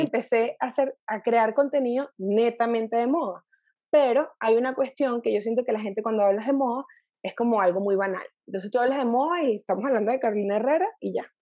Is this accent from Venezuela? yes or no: yes; Valencia, Carabobo, Venezuela; moved away as an adult; also born or lived in Caracas, Venezuela; now in Mexico City, Mexico; yo soy valenciana de nacimiento, o sea, crecí